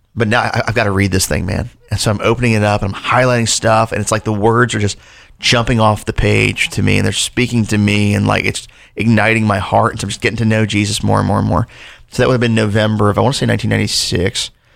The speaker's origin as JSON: {"language": "English", "region": "Delaware", "country": "United States", "tie": "born or raised there", "also_born_or_lived": "Louisville, Kentucky", "said": "I was born in Louisville, Kentucky. Uh, we lived there until I was seven, then moved to Delaware when I was a kid."}